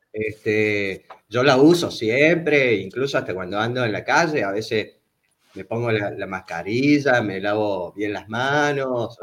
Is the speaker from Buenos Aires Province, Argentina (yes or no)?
no; Córdoba, Argentina; born or raised there; also born or lived in Buenos Aires